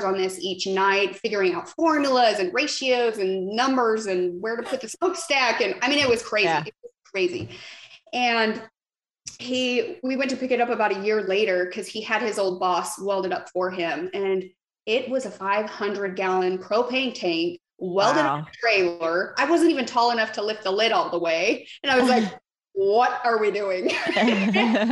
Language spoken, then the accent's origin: English; Arizona, United States; moved away as an adult; now in Nashville, United States; I just moved to Nashville. And so I'm originally from Arizona